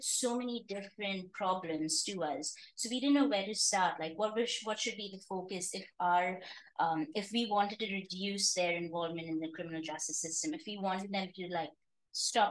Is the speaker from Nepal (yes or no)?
no; Mumbai, Maharashtra, India; moved away as an adult; also born or lived in Arizona, United States / Cincinnati, United States; I grew up in India, in Bombay